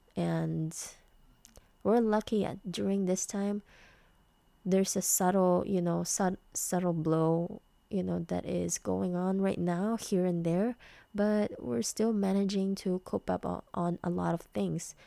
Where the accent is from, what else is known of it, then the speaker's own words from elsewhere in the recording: Philippines; I'm a Filipina